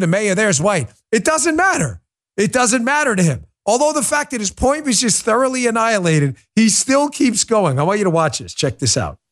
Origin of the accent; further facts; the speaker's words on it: New York City, New York, United States; moved away; I grew up in New York. Nobody knows New York better than I do.